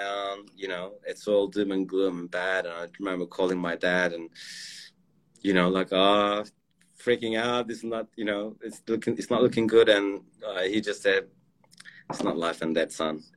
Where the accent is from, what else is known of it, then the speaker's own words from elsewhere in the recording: Turkey; moved away; I'm from Turkey originally